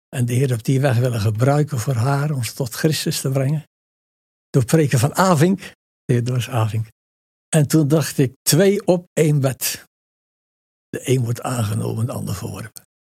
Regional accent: Dordrecht, South Holland, Netherlands; En onder armoedige omstandigheden zich gevestigd in Dordrecht. En daar ben ik dan geboren

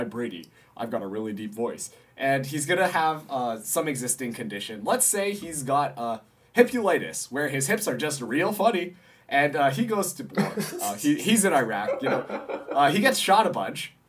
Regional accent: Canada; I am Canadian

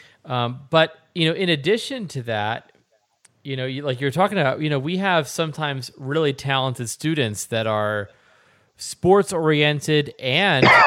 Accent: Pennsylvania, United States; moved away; also born or lived in New Jersey; I am from Pennsylvania, graduating class of 915 students

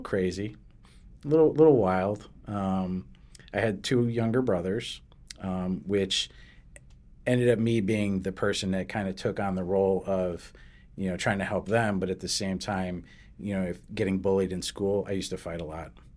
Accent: New Britain, Connecticut, United States; born or raised there; also born or lived in Derby, Connecticut / Hartford, Connecticut

